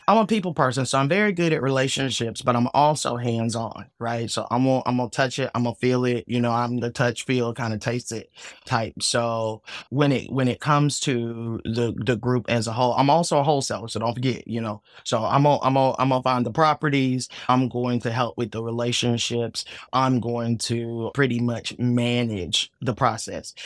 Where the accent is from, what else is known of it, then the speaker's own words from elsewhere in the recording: Atlanta, Georgia, United States; I am from Atlanta